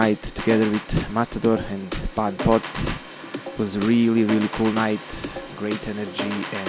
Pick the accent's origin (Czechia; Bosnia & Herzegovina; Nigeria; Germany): Bosnia & Herzegovina; Banja Luka, Republika Srpska; my hometown, Banja Luka.